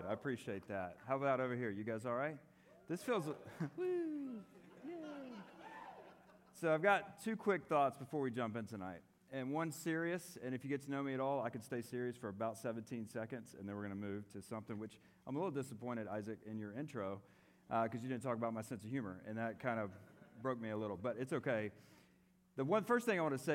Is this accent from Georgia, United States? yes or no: yes; Atlanta, Georgia, United States; I'm from Atlanta.